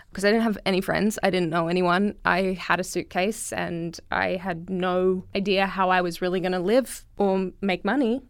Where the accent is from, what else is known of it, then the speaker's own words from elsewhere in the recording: Brisbane, Queensland, Australia; moved away as an adult; now in United States; I come from Brisbane, Australia